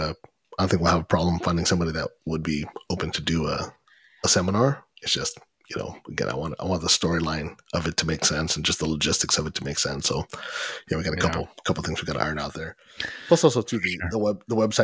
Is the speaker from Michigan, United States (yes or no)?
no; Corona, California, United States; We're from Corona